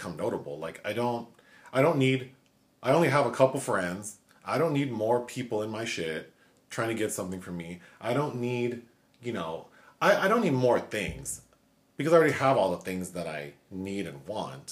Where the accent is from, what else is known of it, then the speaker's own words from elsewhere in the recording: Los Angeles, California, United States; growing up in Los Angeles, living here now